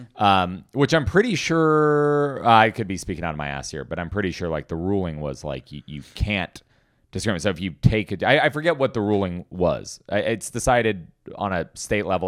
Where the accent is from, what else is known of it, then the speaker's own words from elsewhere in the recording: Portland, United States; I was born in Portland.